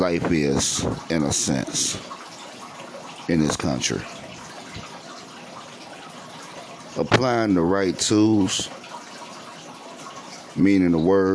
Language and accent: English; United States; I'm African American